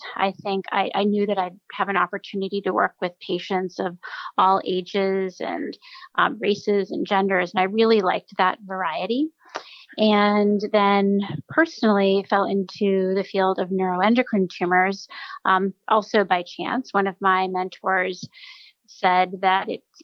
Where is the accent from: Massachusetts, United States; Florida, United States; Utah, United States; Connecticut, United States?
Massachusetts, United States; outside of Boston, New England; moved away as an adult; also born or lived in Stanford, California; now in New Haven, United States; I'm originally from New England. I grew up outside of Boston